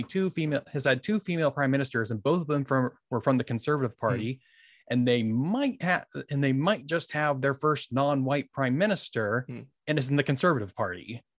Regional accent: United States; as an American

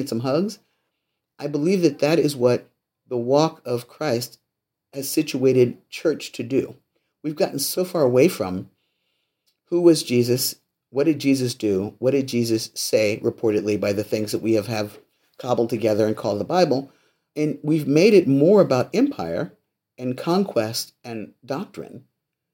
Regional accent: Los Angeles, California, United States; I was raised in the Missionary Baptist Church in Los Angeles

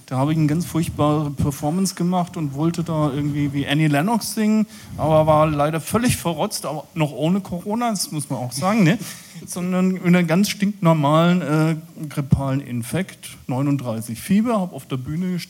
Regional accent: Saxony, Germany; Ich komme aus dem Vogtland, in ähm, Sachsen.

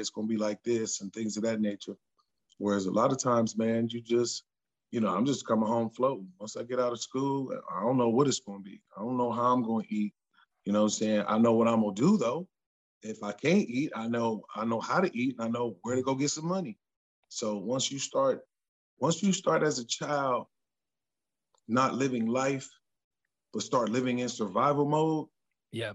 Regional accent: Columbus, Ohio, United States; I'm from Columbus

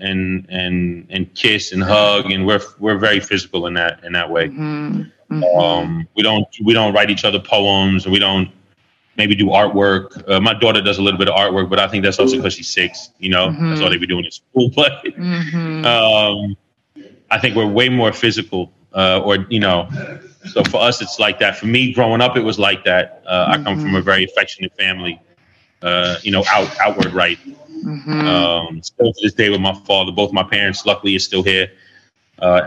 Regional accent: Westchester, New York, United States; moved away as an adult; also born or lived in Japan / Israel; I'm from New York, born and raised in Westchester

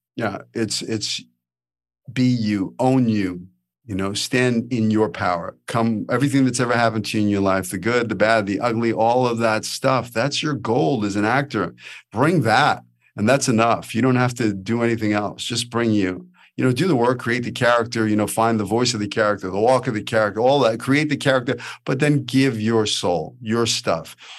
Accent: New York City, New York, United States; accent: New York; moved away as an adult; now in Los Angeles, United States; I'm a kid from Brooklyn

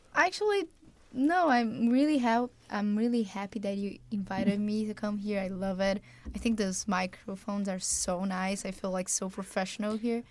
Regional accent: Brazil; moved away as an adult; now in West Haven, United States; we have a lot of accents in Brazil

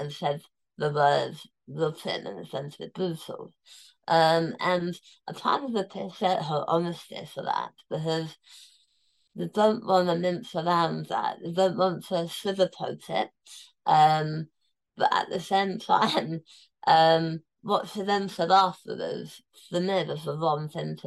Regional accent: London, United Kingdom; I was born in Tooting. So I was born in that hospital 39 years before

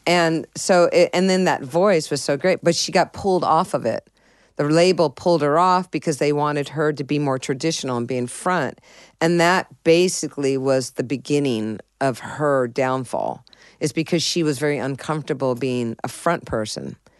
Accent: San Diego, California, United States; also born or lived in Boston, Massachusetts; I was born in Boston, Massachusetts, but I was raised in San Diego

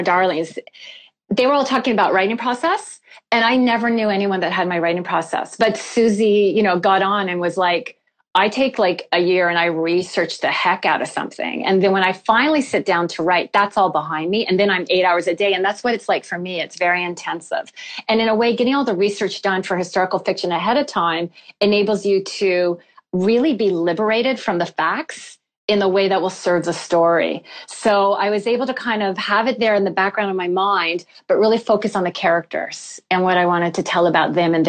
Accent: Canada; I'm from Canada

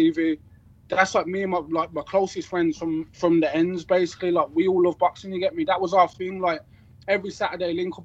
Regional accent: Birmingham, West Midlands, United Kingdom; I'm from Small Heath

